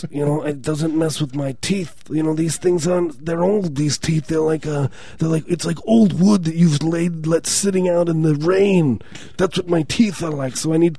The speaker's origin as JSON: {"language": "English", "region": "New Jersey", "country": "United States", "said": "we're from New Jersey"}